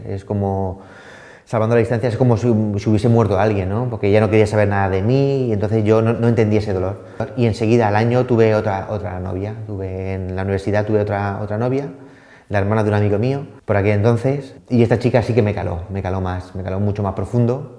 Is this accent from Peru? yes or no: no; Elda, Valencian Community, Spain; now in Madrid, Spain; soy alicantino